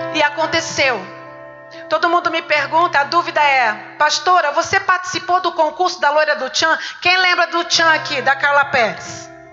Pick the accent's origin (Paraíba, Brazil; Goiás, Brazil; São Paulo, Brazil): São Paulo, Brazil; Catanduva; moved away as an adult; also born or lived in Ribeirão Preto; Com 19 anos eu me mudei, eu morava em Catanduva, aqui pertinho. Eu fui nascida em Catanduva, tenho parentes em Catanduva